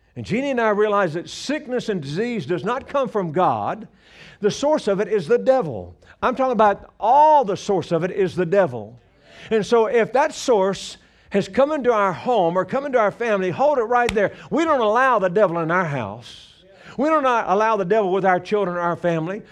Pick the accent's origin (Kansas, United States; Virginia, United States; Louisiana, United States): Louisiana, United States; moved away as an adult; now in Colorado, United States; I'm from Louisiana originally. We've been living in Colorado for 35, well, no, 36 years